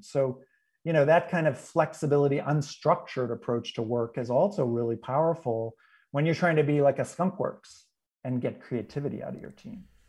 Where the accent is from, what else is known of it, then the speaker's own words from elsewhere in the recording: New England, United States; I'm from New England originally